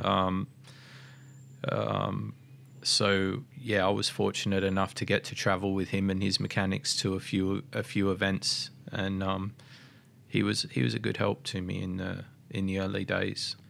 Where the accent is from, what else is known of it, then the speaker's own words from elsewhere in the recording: Mildura, Victoria, Australia; I grew up in Mildura